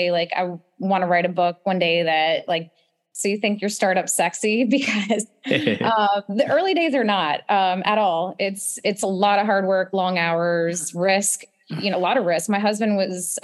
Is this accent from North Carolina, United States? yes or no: yes; Charlotte, North Carolina, United States; I grew up in Charlotte